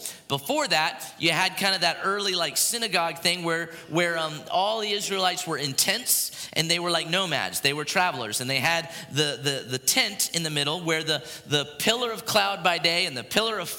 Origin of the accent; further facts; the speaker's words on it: Port Orange, Florida, United States; There's a pier where I grew up in Port Orange, Florida, the Sunglow Pier